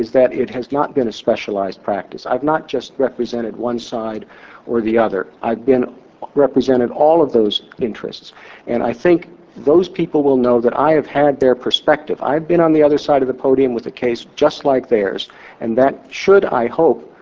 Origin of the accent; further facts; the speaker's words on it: Indiana, United States; I was a, I would say, typical middle-class kid growing up in Indiana